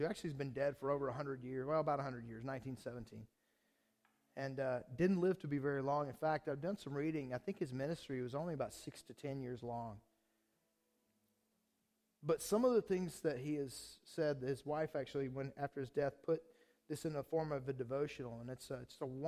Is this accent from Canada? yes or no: no; Kansas City, Missouri, United States; we're from Kansas City